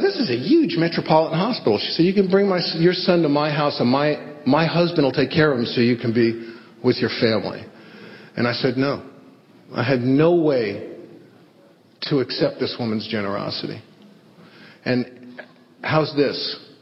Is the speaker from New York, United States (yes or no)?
yes; New York City, New York, United States; I grew up in the Bronx with this crazy family